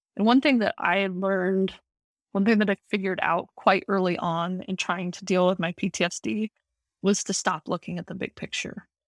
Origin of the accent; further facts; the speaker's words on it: Montana, United States; moved away as an adult; now in Virginia, United States; I'm born and bred in Montana